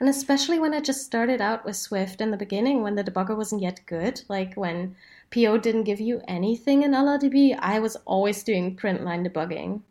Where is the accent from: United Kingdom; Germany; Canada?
Germany; Berlin; my hometown